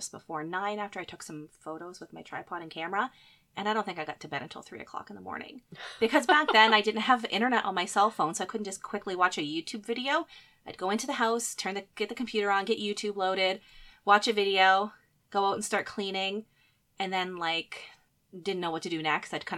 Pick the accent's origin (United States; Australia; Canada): Canada; Nova Scotia; moved away as an adult; now in Manitoba, Canada; I grew up in Nova Scotia. I lived most of my life there and moved to Manitoba probably around 12 years ago